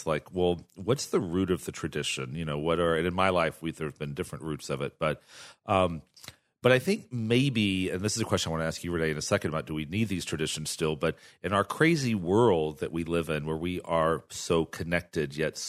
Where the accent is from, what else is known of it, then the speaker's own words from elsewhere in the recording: Texas, United States; And as a gay guy growing up in Texas, I grew up at a time where most of us had to also create a parallel family